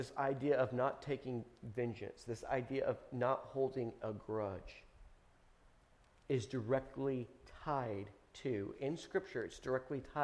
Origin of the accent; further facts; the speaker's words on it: United States; I'm an American